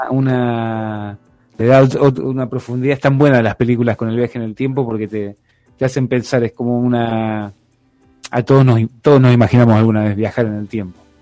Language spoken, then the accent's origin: Spanish; Argentina